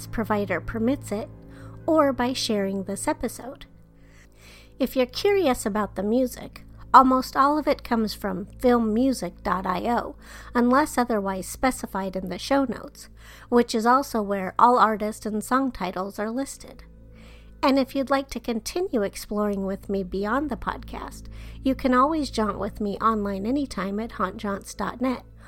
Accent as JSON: {"language": "English", "region": "Colorado", "country": "United States", "tie": "born or raised there", "said": "I grew up in Colorado"}